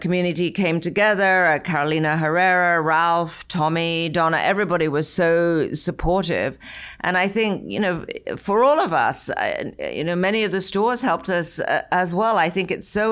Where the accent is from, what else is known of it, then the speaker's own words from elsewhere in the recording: England, United Kingdom; moved away as an adult; now in United States; growing up in England